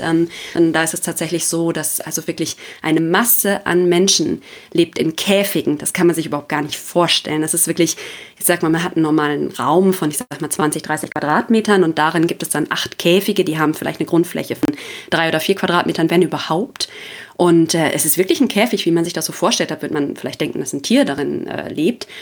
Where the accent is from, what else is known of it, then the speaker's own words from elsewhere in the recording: Dorsten, North Rhine-Westphalia, Germany; also born or lived in Leipzig / Marburg / Aachen; now in Bochum, Germany; stamme gebürtig aus Dorsten